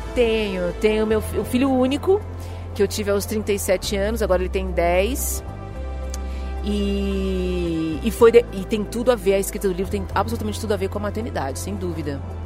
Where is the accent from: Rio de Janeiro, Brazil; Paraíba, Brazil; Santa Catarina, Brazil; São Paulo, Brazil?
São Paulo, Brazil; Eu sou eu sou brasileira, nasci em São Paulo